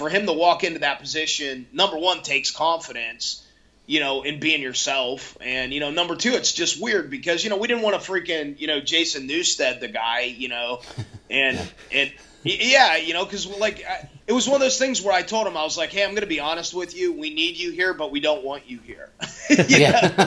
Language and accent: English; a few miles north of Blacksville, West Virginia, Pennsylvania side, United States; I grew up, you know, a few miles north of Blacksville, West Virginia on the PA side.